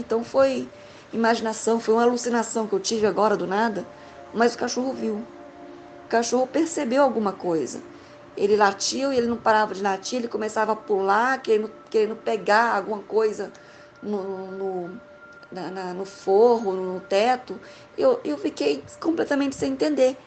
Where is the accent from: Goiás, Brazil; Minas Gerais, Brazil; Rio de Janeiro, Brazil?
Goiás, Brazil; also born or lived in Maranhão (family origin); Eu sou de Goiás, estou em Goiânia, mas a minha família veio de lá.